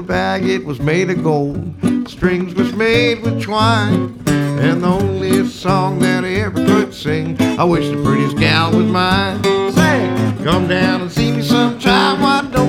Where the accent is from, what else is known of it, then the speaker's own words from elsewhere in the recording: Memphis, Tennessee, United States; I'm from Memphis. We say hane, hane